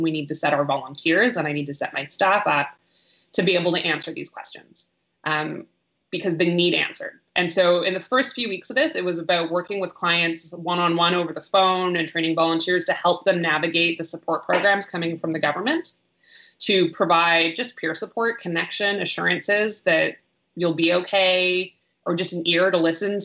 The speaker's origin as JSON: {"language": "English", "country": "Canada", "also_born_or_lived": "Vancouver", "first_language": "English", "said": "like many Canadians out there"}